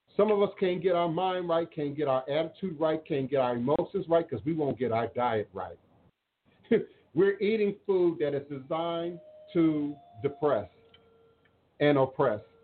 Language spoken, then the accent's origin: English; United States; I am more American than the Patriots